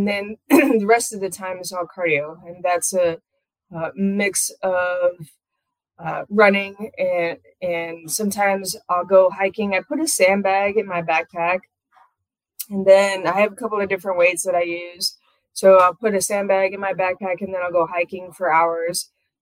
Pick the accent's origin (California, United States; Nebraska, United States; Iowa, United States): Iowa, United States; I'm from here and I still live here